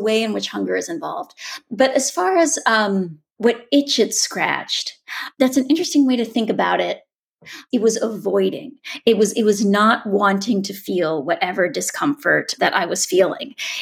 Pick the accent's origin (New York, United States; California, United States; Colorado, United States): Colorado, United States; Boulder; sitting in my mother's kitchen in the house I grew up in Boulder